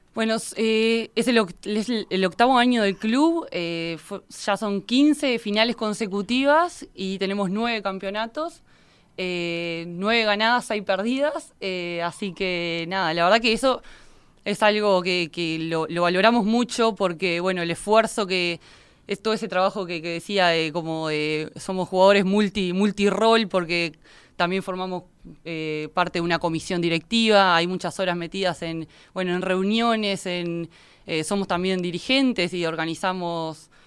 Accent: Minas, Lavalleja, Uruguay; soy oriunda de Minas

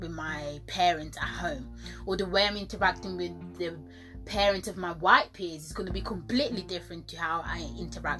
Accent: Italy; moved away; I was born in Italy and I spent quite a long time in Italy.

